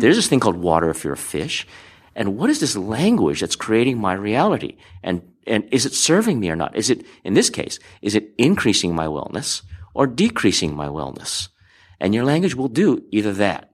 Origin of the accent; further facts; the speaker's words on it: Hawaii, United States; growing up in Hawaii